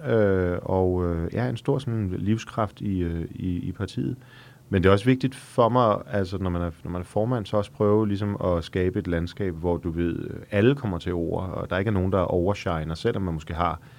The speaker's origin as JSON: {"language": "Danish", "town": "Frederikssund", "region": "Capital Region of Denmark", "country": "Denmark", "tie": "born or raised there", "said": "jeg er født i Frederikssund."}